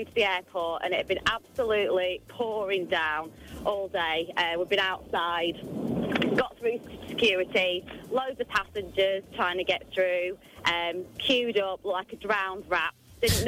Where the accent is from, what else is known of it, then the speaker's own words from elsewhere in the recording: Penwortham, North West England, United Kingdom; I'm from Penwitham in Preston.